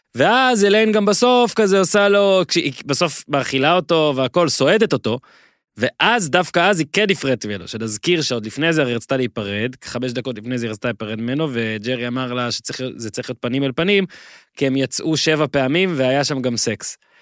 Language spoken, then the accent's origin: Hebrew; Israel